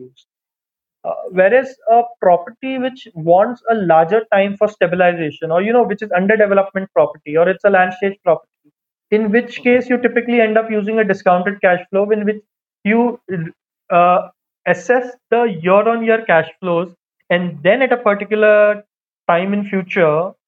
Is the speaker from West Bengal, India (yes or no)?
no; Mumbai, Maharashtra, India; I am from Mumbai